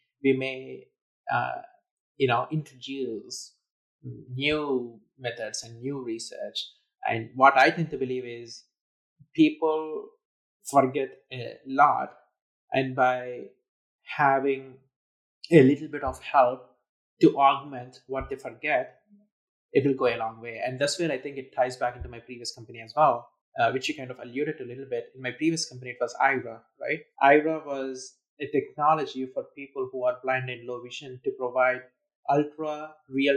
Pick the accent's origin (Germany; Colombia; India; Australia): India; I was growing up in India